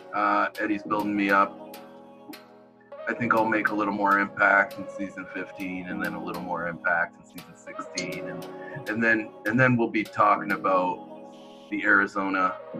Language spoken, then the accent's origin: English; between Detroit and Toronto, Ontario, Canada; I'm from Canada, about halfway between Detroit and Toronto